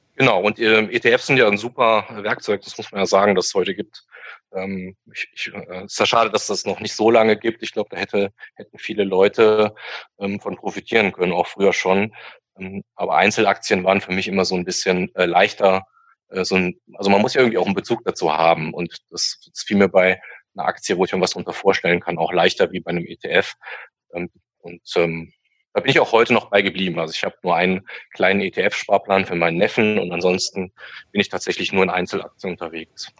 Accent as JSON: {"language": "German", "town": "Hürth", "region": "North Rhine-Westphalia", "country": "Germany", "said": "komme aus äh, der Nähe von Köln, Hürth der Ort"}